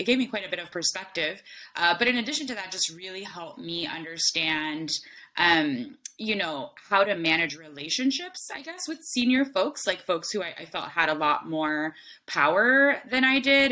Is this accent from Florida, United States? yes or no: yes; Miami, Florida, United States; moved away; I was born and raised in Miami